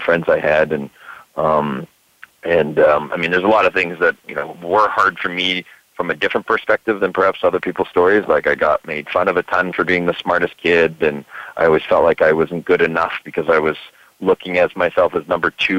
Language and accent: English; Vancouver, British Columbia, Canada; I grew up here in Vancouver, Canada